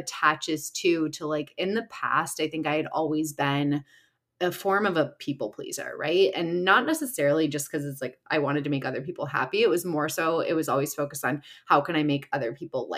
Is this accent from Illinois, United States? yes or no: yes; Chicago, Illinois, United States; moved away as an adult; now in Los Angeles, United States; I live in LA and I'm originally from Chicago. So Midwest girl